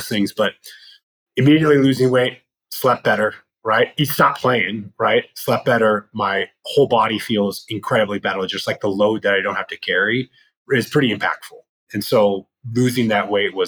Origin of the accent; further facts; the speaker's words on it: Loveland, Colorado, United States; moved away as an adult; also born or lived in Los Angeles, California; I grew up in Colorado on the Front Range, went to a high school called Loveland High